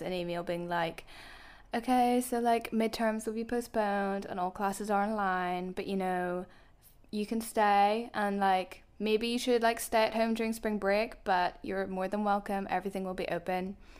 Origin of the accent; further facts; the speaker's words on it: Belfast, Northern Ireland, United Kingdom; accent: soft Belfast / Northern Irish; moved away as an adult; now in Dublin, Ireland; I'm from Northern Ireland, there's like quite a distinct Belfast accent, but apparently I'm quite soft on